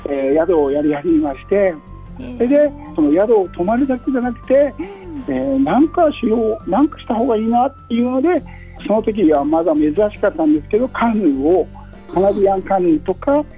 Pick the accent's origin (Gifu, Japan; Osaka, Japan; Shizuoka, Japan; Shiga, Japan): Osaka, Japan; Hirakata; moved away as an adult; also born or lived in Tenma, Kita-ku, Osaka; now in Hokkaido, Japan; 北区天満て言いまして。もう梅田の近くど真ん中で生まれまして。それで。ずっと育ったのは枚方、うん、あの大阪と京都の間の枚方っていうところで育ちました。